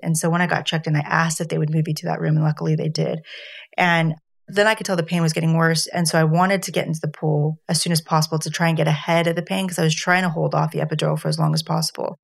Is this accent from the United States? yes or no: yes; United States; moved away; being an American